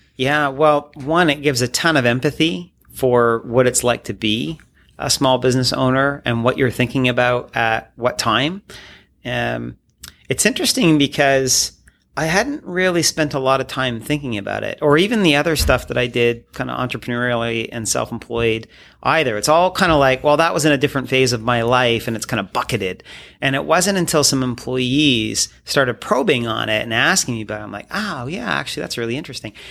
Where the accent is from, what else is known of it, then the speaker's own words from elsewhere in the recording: Midhurst, Ontario, Canada; also born or lived in Sarnia, Ontario; I grew up in Sarnia, so uh, close to Michigan